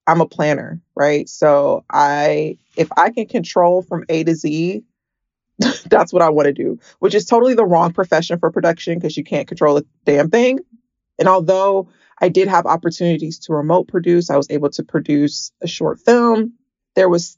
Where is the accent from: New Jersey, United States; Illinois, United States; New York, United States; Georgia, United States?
Georgia, United States; Atlanta; moved away as an adult; now in California, United States; I am from Atlanta